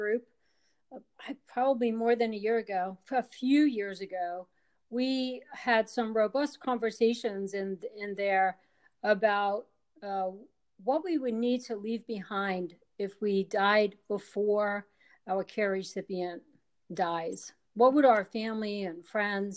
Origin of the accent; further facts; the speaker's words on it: Wilmington, North Carolina, United States; my hometown in Wilmington, North Carolina